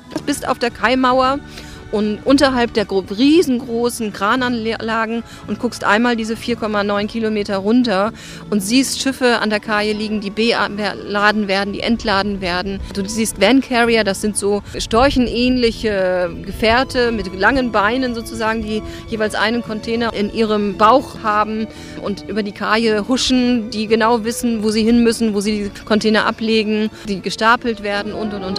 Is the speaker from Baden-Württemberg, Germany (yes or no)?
no; Bremerhaven, Bremen, Germany; hier im Bremerhaven bin ich ja aufgewachsen